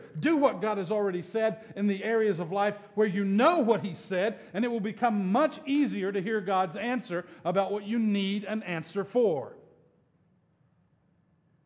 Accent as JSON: {"language": "English", "region": "Alabama", "country": "United States", "tie": "born or raised there", "said": "I grew up in Alabama in the 1960s and 70s."}